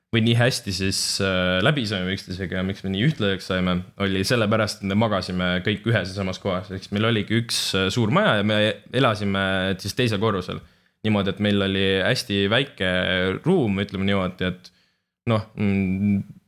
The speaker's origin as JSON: {"language": "Estonian", "country": "Estonia", "said": "me oleme ikkagi eestlased"}